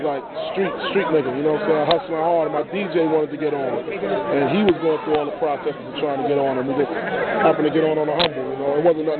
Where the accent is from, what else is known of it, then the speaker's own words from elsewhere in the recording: New York City, New York, United States; I'm from Brooklyn.